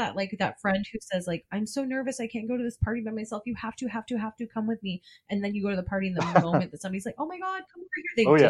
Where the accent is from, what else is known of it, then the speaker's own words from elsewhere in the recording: Portland, Oregon, United States; Also, we're from Portland.